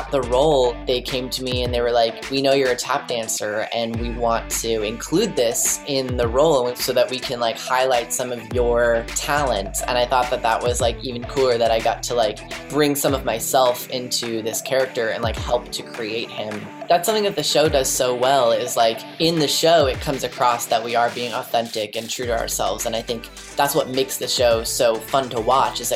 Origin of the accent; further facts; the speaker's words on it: United States; I grew up right outside of New York City